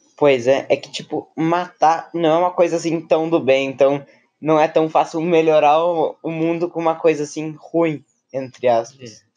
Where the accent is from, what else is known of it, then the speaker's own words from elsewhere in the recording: Rio Grande do Sul, Brazil; Eu nasci em Evi, Rio Grande do Sul